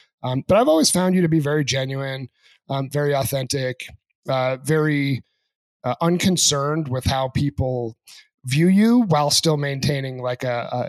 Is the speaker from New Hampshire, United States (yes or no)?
yes; New Hampshire, United States; moved away; Growing up in Rangeley, so I'm a country guy myself. I grew up in a small town in New Hampshire, probably about 1,500 people, you know, a few hours from the nearest city, and really liked it.